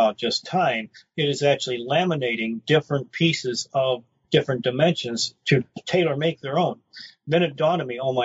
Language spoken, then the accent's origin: English; Detroit, Michigan, United States; moved away; also born or lived in Roswell; I come from Brightmoor section of Detroit